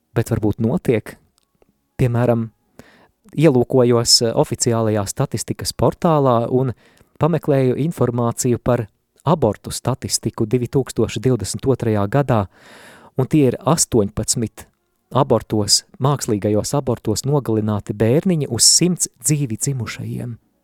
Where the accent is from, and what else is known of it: Latvia